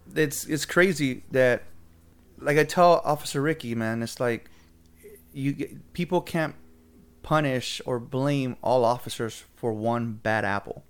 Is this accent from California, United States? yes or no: yes; Oxnard, California, United States; I'm from Oxnard, born and raised lived in Oxnard in my thirty-six years.